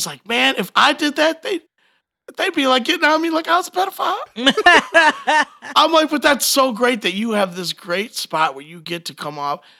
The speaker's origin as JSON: {"language": "English", "town": "Detroit", "region": "Michigan", "country": "United States", "said": "I'm from Detroit."}